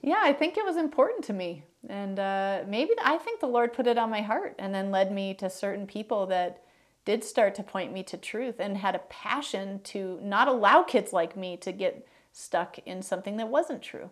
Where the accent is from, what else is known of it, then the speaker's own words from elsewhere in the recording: Chicago, Illinois, United States; moved away; also born or lived in Minneapolis, Minnesota / Greenville, South Carolina / Green Bay, Wisconsin; I was born in Minneapolis, um, but I would say I grew up in the suburbs of Chicago.